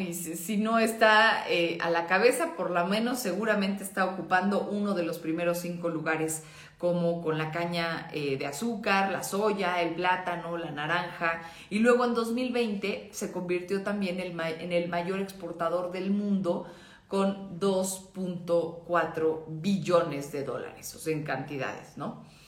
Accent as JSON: {"language": "Spanish", "country": "Mexico"}